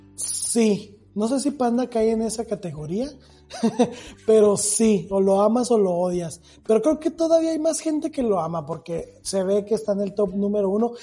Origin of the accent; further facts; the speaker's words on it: Mexico; soy latino pues mira, de México para el mundo